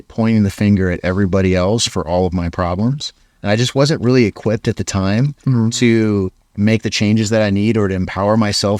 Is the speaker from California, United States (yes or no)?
no; Hawaii, United States; I came from Hawaii, and now I'm in Utah.